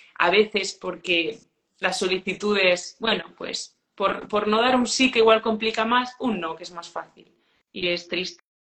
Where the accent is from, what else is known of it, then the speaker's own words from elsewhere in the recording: village in the province of León, Castile and León, Spain; yo nací en Saichores, que es un pueblo pequeñito de la provincia de León, tiene 60 habitantes, y estudié allí en un, colegio rural